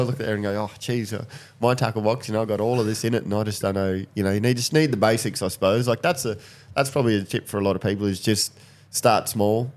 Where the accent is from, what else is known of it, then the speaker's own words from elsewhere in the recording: Katherine, Northern Territory, Australia; when I grew up in Catherine, we had street parties and stuff